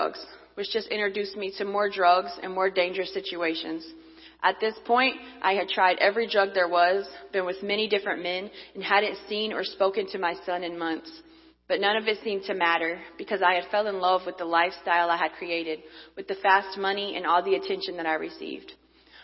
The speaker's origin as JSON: {"language": "English", "region": "North Carolina", "country": "United States", "tie": "born or raised there", "said": "born and raised in North Carolina."}